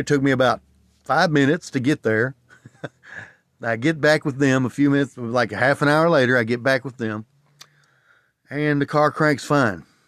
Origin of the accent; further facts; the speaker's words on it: Tennessee, United States; I grew up in Tennessee